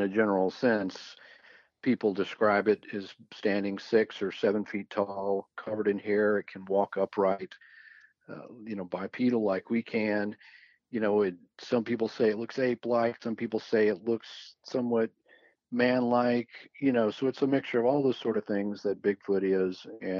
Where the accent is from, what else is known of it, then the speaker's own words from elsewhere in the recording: Fort Worth, Texas, United States; also born or lived in Dallas, Texas; I was born in Fort Worth, Texas.